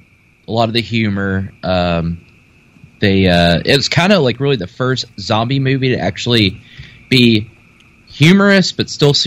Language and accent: English; Paducah, Kentucky, United States; And I'm from Paducah, Kentucky. Little small town.